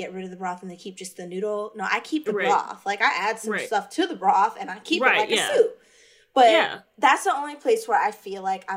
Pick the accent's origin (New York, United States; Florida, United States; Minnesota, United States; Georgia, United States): Florida, United States; now in Baltimore, United States; I'm from Florida